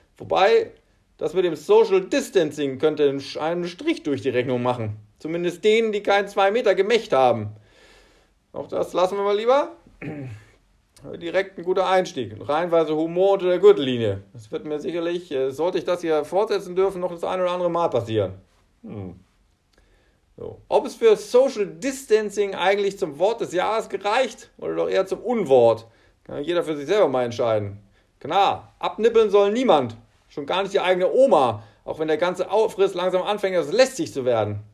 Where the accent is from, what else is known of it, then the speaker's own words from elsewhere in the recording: Germany; Bei uns in Deutschland sind es Klopapier und Nudeln